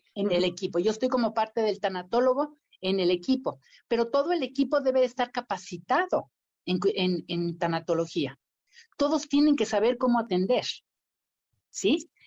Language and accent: Spanish; Mexico; Y la vida me puso enfrente a las personas adecuadas para crear el primer centro de cuidados paliativos en México